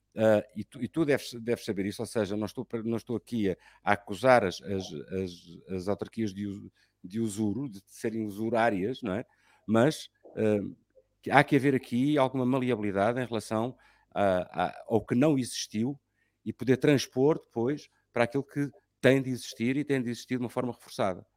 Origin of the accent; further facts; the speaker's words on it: Lisbon, Portugal; moved away as an adult; now in Sintra, Portugal; sou lisboeta de, de segunda geração, né? e gosto muito de ser lisboeta de segunda geração e adoro Lisboa